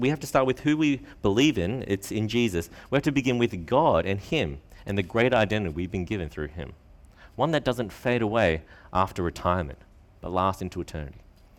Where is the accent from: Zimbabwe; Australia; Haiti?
Australia; born there; I'm Australian-born Chinese, that's how I identify myself.